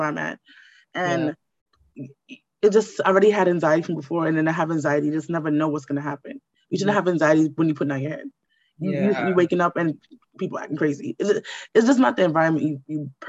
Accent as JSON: {"language": "English", "town": "New York City", "region": "New York", "country": "United States", "tie": "born or raised there", "also_born_or_lived": "Brooklyn, New York", "said": "I grew up in Queens"}